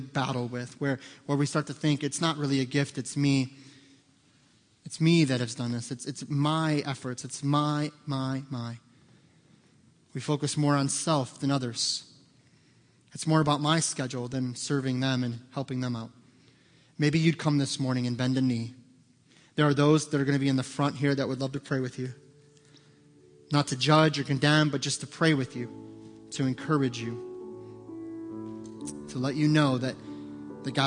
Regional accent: United States; American Christians

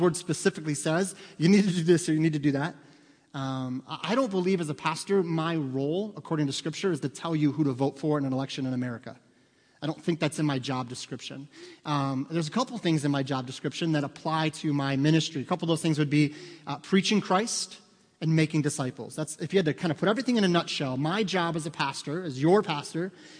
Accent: United States; as an American citizen

